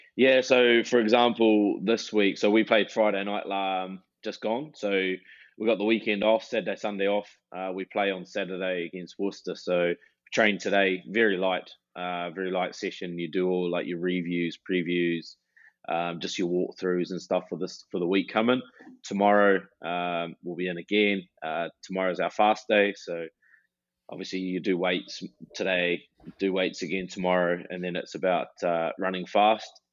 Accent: New Plymouth, Taranaki, New Zealand; moved away as an adult; growing up in New Zealand

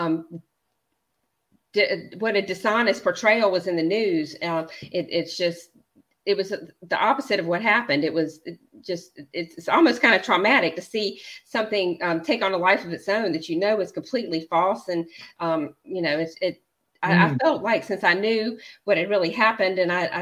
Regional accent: the American South, United States; I'm a Southerner and I'm a Christian

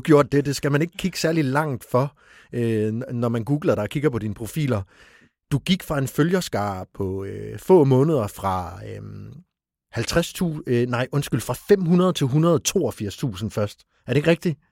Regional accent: East Funen, Southern Denmark, Denmark; nu kommer jeg selv fra Østfyn

